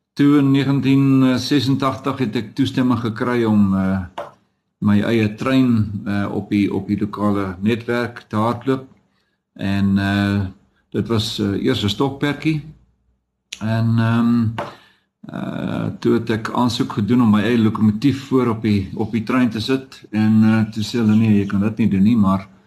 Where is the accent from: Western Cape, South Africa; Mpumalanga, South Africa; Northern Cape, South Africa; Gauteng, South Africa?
Mpumalanga, South Africa; Dullstroom; moved away; also born or lived in Witbank / Johannesburg; ek het op Dullery wel groot geword